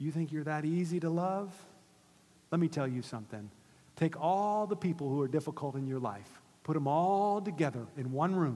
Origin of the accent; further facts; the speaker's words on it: Gainesville, United States; my hometown in Gainesville